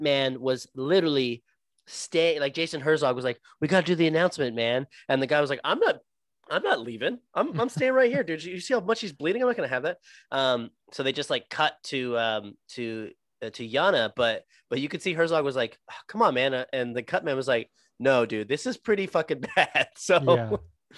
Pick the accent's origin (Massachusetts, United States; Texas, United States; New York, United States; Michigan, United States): Texas, United States; I'm from Texas.